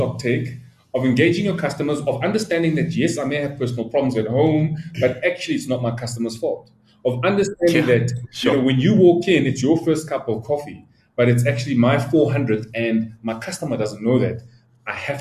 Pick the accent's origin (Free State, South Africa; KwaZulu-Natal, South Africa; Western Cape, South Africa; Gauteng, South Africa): Gauteng, South Africa; Soweto; I grew up in Soweto. Like, I was raised by my grandmother.